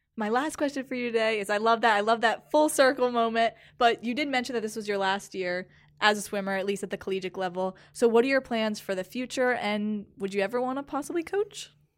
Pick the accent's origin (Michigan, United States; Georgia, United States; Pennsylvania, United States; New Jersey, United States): New Jersey, United States; moved away as an adult; now in Louisiana, United States; I am from New Jersey, so coming down here last year was a huge culture shock for me